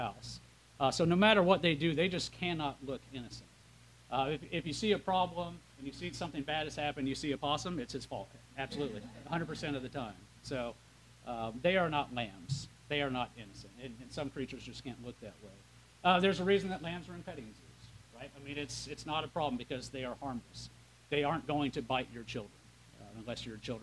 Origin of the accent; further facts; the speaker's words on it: Midwest, United States; I'm from the Midwest